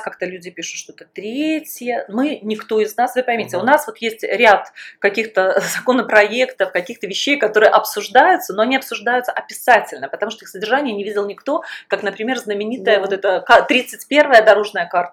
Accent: Belarus; moved away as an adult; also born or lived in Russia; в 2001 году я уехала из Беларуси, я уехала вначале в Россию

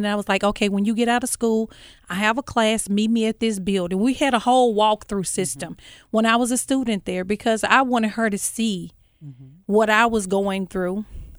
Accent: Memphis, Tennessee, United States; I am from Whitehaven.

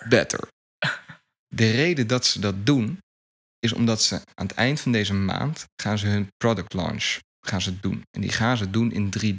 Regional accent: Netherlands

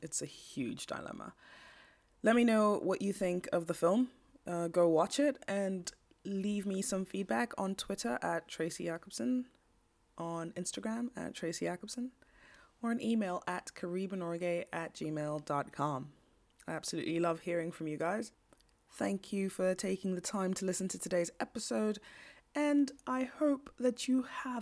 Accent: Kenya; I'm from Kenya.

